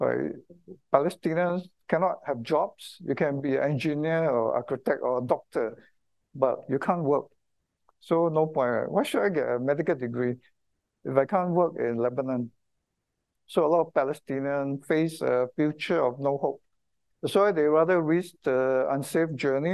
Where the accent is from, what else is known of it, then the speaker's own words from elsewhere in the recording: Singapore; I kind of feel very proud to be a Singaporean